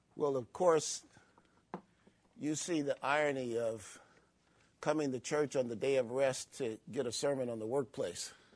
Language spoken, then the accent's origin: English; Chicago, Illinois, United States; growing up in Chicago